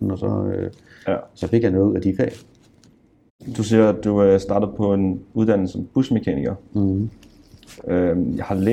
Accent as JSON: {"language": "Danish", "town": "Frederiksværk", "region": "Capital Region of Denmark", "country": "Denmark", "tie": "born or raised there", "said": "Jeg er vokset op i Frederiksværk, ja. Jeg kalder det for Stålbyen."}